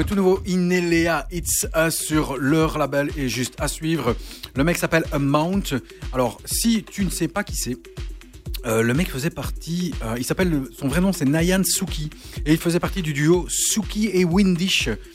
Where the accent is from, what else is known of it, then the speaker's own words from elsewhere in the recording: Charleroi, Wallonia, Belgium; je viens de Charleroi comme vous deux